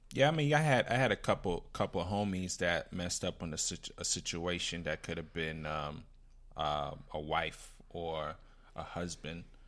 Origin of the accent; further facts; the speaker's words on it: Miami, Florida, United States; I'm from Miami